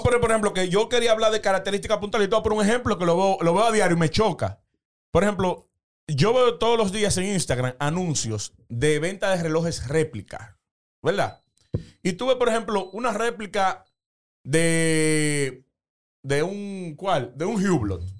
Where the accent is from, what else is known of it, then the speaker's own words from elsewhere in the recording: Los Alcarrizos, Distrito Nacional, Dominican Republic; yo soy oriundo de los Alcarrizos